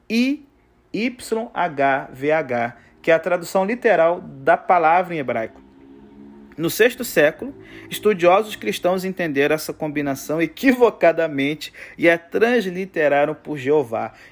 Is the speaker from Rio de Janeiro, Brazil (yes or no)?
yes; Rio de Janeiro, Brazil; Eu sou muito moldado pela minha cultura de brasileiro e Rio de Janeiro. Falo alto igual pobre na chuva.